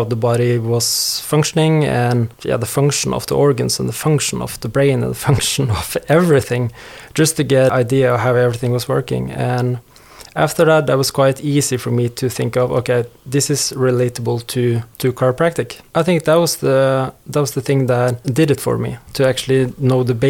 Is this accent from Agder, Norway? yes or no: no; Hamar, Innlandet, Norway; moved away as an adult; also born or lived in Bournemouth, United Kingdom; now in Stavanger, Norway; Born and raised in Hamar